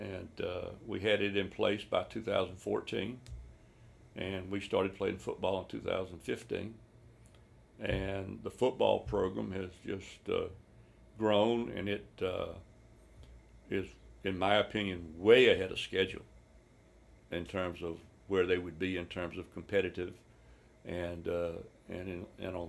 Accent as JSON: {"language": "English", "area": "just outside of Athens", "region": "Georgia", "country": "United States", "said": "I'm from just outside of Athens, Georgia. I mean, I grew up on Vince Dooley, Larry Munson, and Georgia football"}